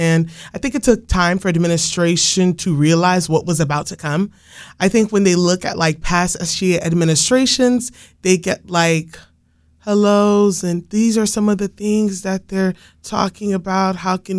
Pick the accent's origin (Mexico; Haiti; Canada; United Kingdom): Haiti; now in United States; I'm not originally from the United States, so I was born in Haiti and raised there for a little bit